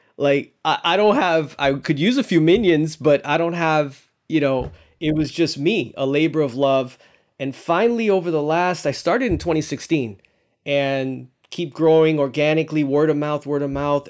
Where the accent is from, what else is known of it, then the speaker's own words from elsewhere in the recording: Miami, Florida, United States; also born or lived in New York City, New York; I'm South Floridian. I've been raised down here